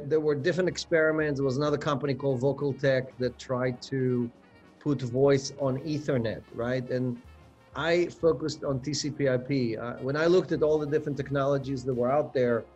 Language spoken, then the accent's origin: English; Israel; moved away as an adult; also born or lived in Ukraine / United States; I was born in the Ukraine. My parents immigrated to Israel right before the 1972 war. I grew up in Israel, went to the military there